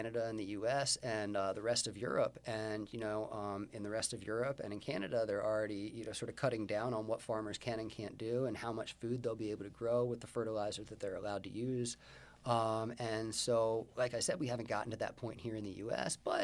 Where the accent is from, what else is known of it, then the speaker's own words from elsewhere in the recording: Baltimore, Maryland, United States; I'm from Baltimore.